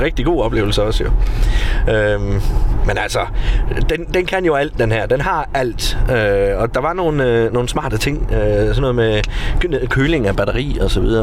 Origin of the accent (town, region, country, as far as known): Denmark